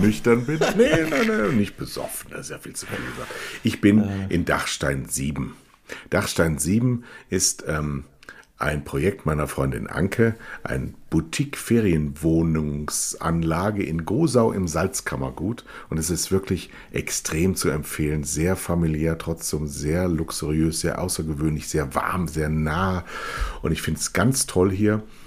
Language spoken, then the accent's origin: German; Rhineland, Germany; als Rheinländer